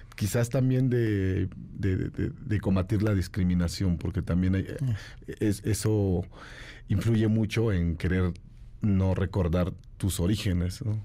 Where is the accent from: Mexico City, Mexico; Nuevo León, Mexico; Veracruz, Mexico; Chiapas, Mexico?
Chiapas, Mexico; San Cristóbal de las Casas; also born or lived in San Pedro Chenalhó, Chiapas; Soy originario de San Pedro Chenaló, de los altos de, Chiapas. Eh, mis padres migraron eh, cuando éramos pequeños a San Cristóbal de las Casas